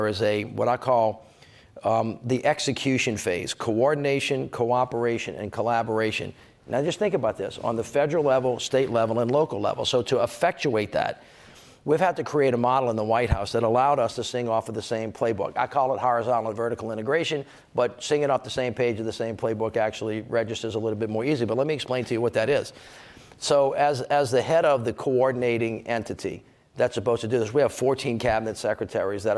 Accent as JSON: {"language": "English", "region": "Louisiana", "country": "United States", "said": "I'm from Louisiana"}